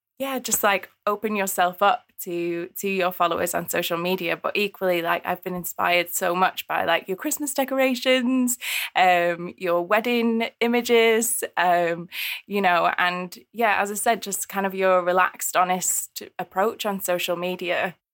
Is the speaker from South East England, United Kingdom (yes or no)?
no; East Midlands, United Kingdom; I'm from Derbyshire. I'm from the Peak District, and I've been away for like 10 years. And so my accent, I think my accent's really weird now.